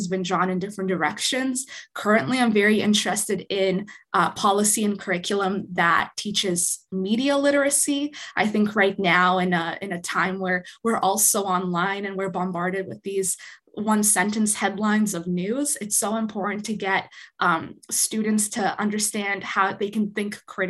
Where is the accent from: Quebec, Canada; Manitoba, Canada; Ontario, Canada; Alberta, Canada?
Manitoba, Canada; Winnipeg; moved away; I grew up in Winnipeg